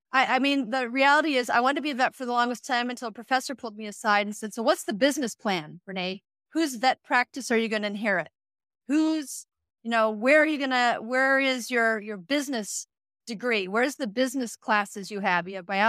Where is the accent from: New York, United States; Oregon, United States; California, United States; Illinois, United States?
Illinois, United States; Chicago; We grew up in the Midwest, Chicago, froze to death for many years.